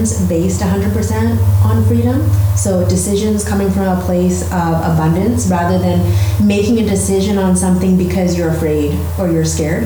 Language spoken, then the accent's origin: English; Vancouver, British Columbia, Canada; So I was born and raised in Vancouver, and I'm a local girl.